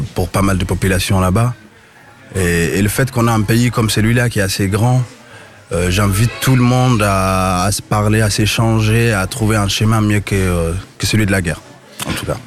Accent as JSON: {"language": "French", "country": "Mali", "moved": "yes", "lives_now": "Strasbourg, France", "said": "moi, je suis d'origine du Mali"}